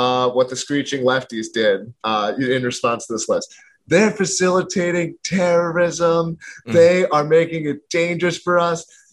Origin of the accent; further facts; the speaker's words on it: Philadelphia, Pennsylvania, United States; moved away as an adult; now in New Hampshire, United States; I'm from Philadelphia originally